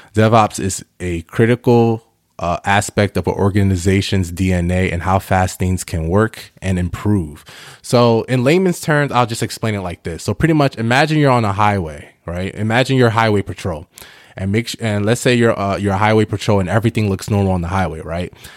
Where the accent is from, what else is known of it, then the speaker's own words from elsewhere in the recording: New York, United States; also born or lived in Ghana; I'm Ghanaian, but I was born in New York